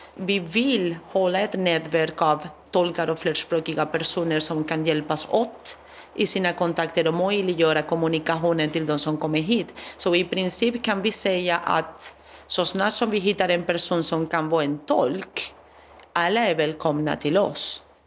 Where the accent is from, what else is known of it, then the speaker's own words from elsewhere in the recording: Spain; now in Sweden; Jag kommer från Spanien